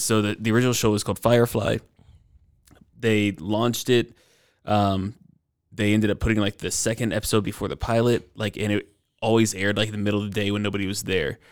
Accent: Stone Mountain, Georgia, United States; moved away; also born or lived in Atlanta, Georgia; I'm from Stone Mountain, Georgia. I'm actually moving back there

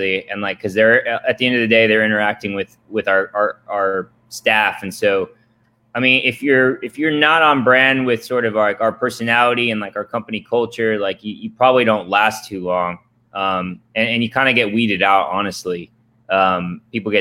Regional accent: Atlanta, Georgia, United States; also born or lived in Tokyo, Japan; now in Austin, United States; I grew up in Atlanta, Peach State

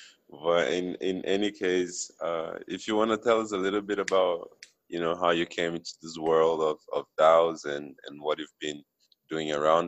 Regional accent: Brazil

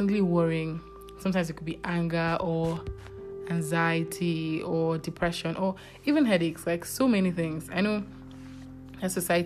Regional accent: Nigeria; being a Nigerian

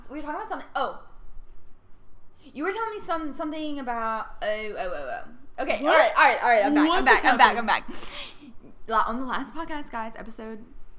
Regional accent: Baton Rouge, Louisiana, United States; Also, I'm from Baton Rouge

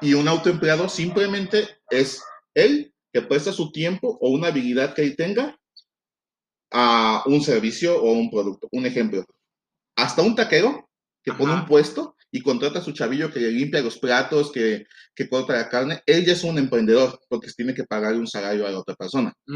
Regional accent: Veracruz, Mexico; moved away; yo soy de Veracruz, entonces allá la comida es completamente diferente a la de acá

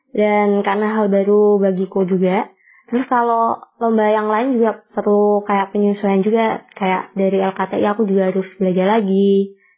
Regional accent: Kudus, Central Java, Indonesia; Asalku dari Kudus, kota Kretek yang terkenal akan rokoknya.

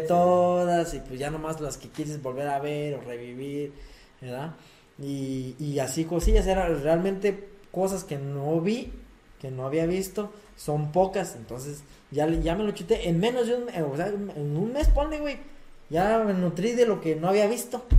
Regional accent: Mexico; nosotros que somos de México

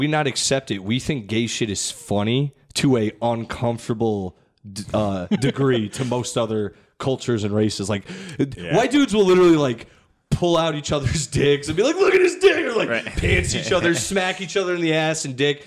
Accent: Middletown, United States; I grew up in Middletown and it is very diverse

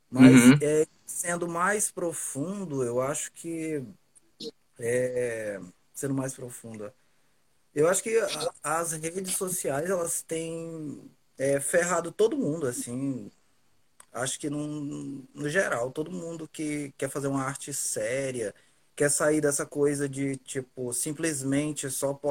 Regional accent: Rio Branco, Acre, Brazil; Um, nascido e criado em Rio Branco, Acre. É, sou escritor e poeta.

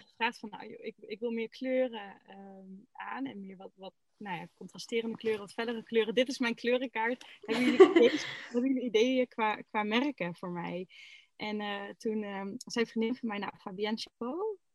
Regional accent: Groningen, Netherlands; moved away as an adult; now in Eijhorst, Netherlands; ik kom uit Groningen, officieel.

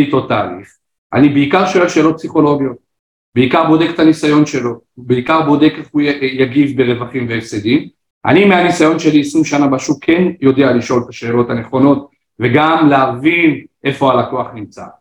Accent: Israel; ובואו נדבר עלינו כחבור, כישראלים

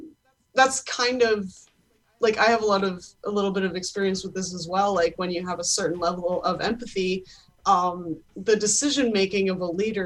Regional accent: Canada; As a Canadian

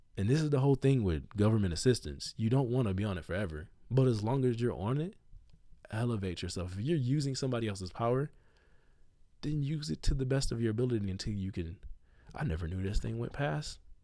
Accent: United States; I'm an American

